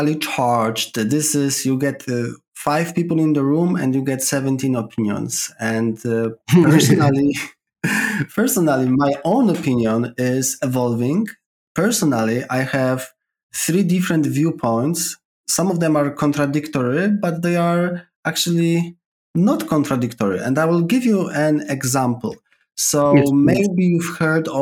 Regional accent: Poland; accent: Polish; English is a second language; moved away as an adult; now in London, United Kingdom; my accent is coming from Poland

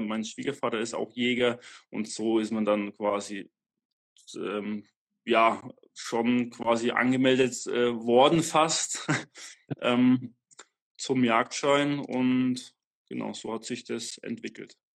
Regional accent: Bavaria, Germany; ich komme aus Franken, ähm, eigentlich direkt nördlich von Nürnberg.

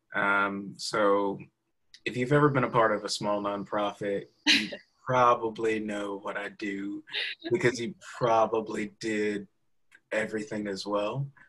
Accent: Opelika, Alabama, United States; now in Culver City, United States; I'm from the South, so you know, I was born in Opelika, Alabama

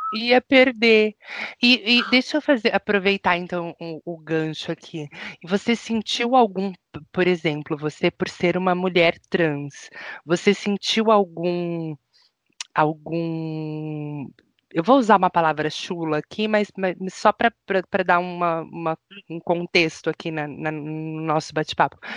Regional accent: São Paulo, Brazil; now in Curitiba, Brazil; Eu, que sou paulistana

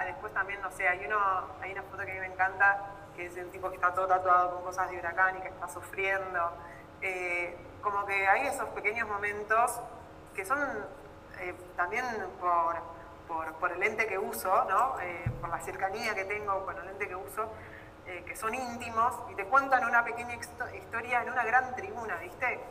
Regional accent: Argentina

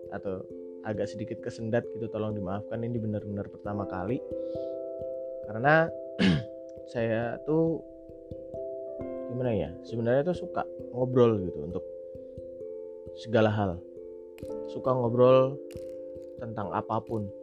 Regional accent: Java, Indonesia; accent: medok; saya asli Jawa jadi mungkin bahasa Indonesia-nya agak medok tok kayak gini gitu ya

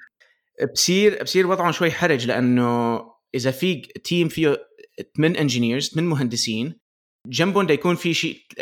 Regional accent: Aleppo, Aleppo Governorate, Syria; also born or lived in Michigan, United States; now in United States; اصلي من حلب بسوريا بعدين آه، آه، جينا لامريكا ب 2003

